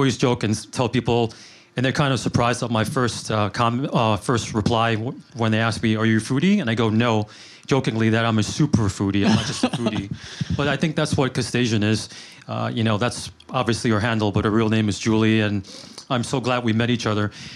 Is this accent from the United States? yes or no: yes; New York City, New York, United States; I grew up in Queens